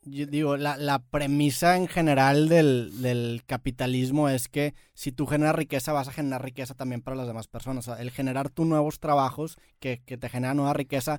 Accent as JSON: {"language": "Spanish", "country": "Mexico", "said": "Nosotros como mexicanos"}